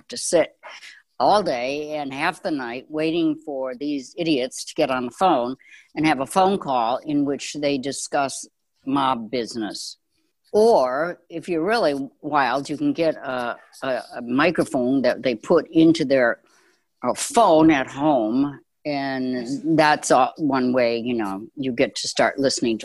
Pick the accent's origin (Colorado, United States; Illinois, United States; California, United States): Illinois, United States; Chicago; I grew up in Chicago